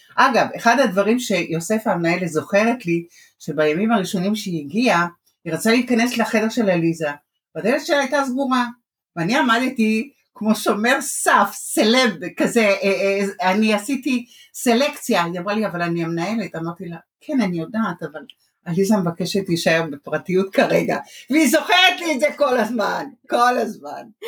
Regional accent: Jerusalem, Jerusalem District, Israel; moved away as an adult; also born or lived in Iran; now in Bat Yam, Israel; אני ירושלמית במקור, התחתנתי ועברתי לבת ים.

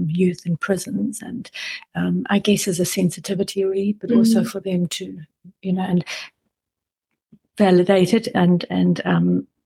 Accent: South Africa; moved away as an adult; now in New Zealand; growing up in South Africa

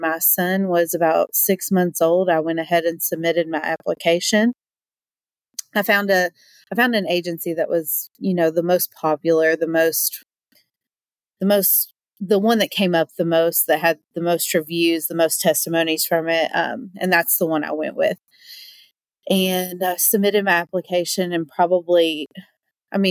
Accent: Berea, Kentucky, United States; I grew up in Berea, Kentucky, little town

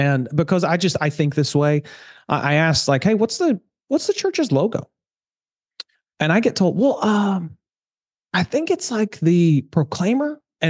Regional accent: Mount Carmel, Tennessee, United States; I grew up in God's country. Literally, we were on Mount Carmel daily. Mount Carmel's like daily. a one street town.

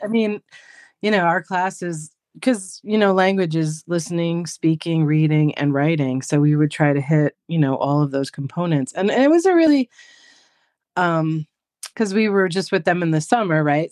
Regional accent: New York, United States; I'm from New York

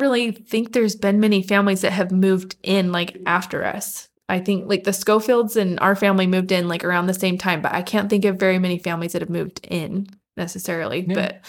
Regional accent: Grantsville, Utah, United States; Anyway, so I grew up in Utah. We kind of moved around the state, but mostly in Grantsville, Utah. It's a small town just west of Salt Lake, one stoplight.

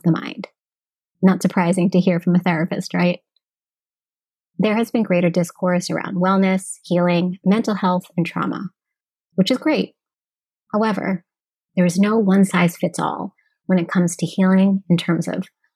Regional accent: United States; I am American born, but my roots are Austronesian, Filipino, Indigenous, and Hispanic.

